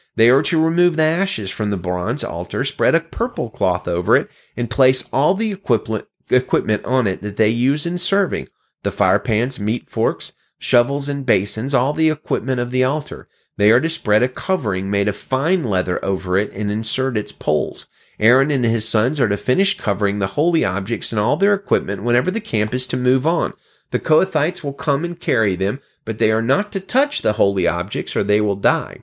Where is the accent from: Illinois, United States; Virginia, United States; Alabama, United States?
Alabama, United States; As a child of the South, born and raised in Alabama